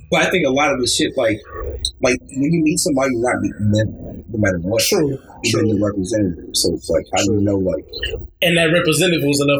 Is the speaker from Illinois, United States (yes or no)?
yes; Chicago, Illinois, United States; I'm from Chicago.